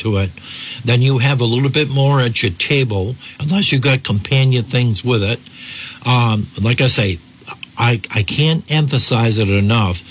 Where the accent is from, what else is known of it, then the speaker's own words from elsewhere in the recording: Burrillville, Rhode Island, United States; growing up in Boroughville in the northern part of the state